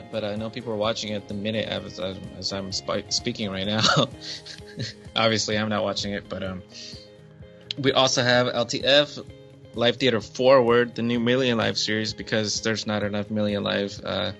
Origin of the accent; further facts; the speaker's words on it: United States; I am an American